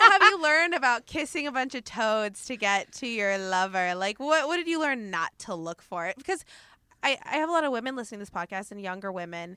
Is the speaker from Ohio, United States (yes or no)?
no; Oregon, United States; now in Los Angeles, United States; the way I grew up in Oregon, where every city is a very tight community